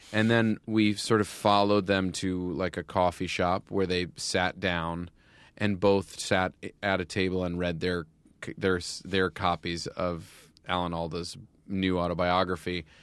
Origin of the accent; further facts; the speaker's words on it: United States; I grew up outside of New York City